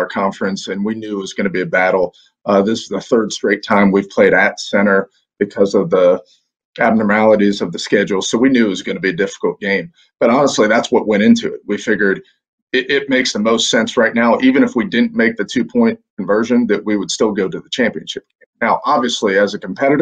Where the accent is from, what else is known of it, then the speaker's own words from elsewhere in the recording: Pittsburgh, Pennsylvania, United States; now in Rome, Georgia, United States; having grown up up in the Northeast, I'm originally from Pittsburgh